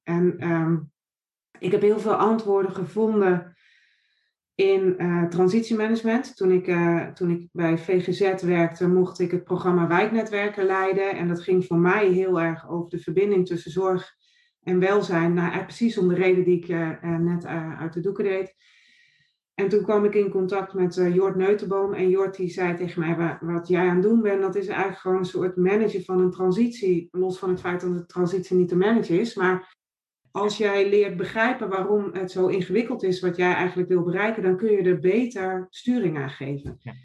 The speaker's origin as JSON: {"language": "Dutch", "area": "Noordoostpolder", "region": "Flevoland", "country": "Netherlands", "tie": "born or raised there", "also_born_or_lived": "Nijmegen", "moved": "as an adult", "said": "Ik ben opgegroeid in de Noordoostpolder op een boerderij"}